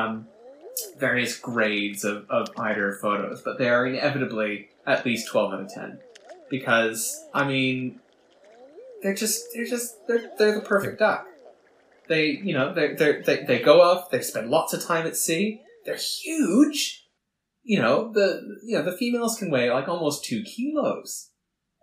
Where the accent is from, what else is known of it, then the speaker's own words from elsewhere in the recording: Canada; moved away as an adult; now in United Kingdom; I'm from Canada, if you couldn't tell from the accent. When I moved to the UK about 7 years ago